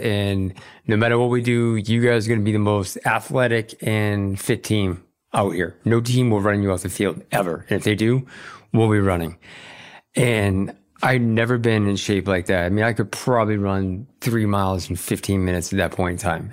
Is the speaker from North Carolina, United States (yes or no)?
no; Boston, Massachusetts, United States; we were growing up in Boston